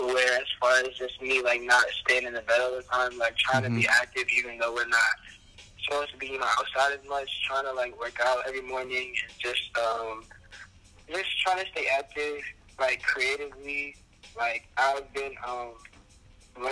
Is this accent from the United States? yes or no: yes; Baltimore, Maryland, United States; I'm from Baltimore, Maryland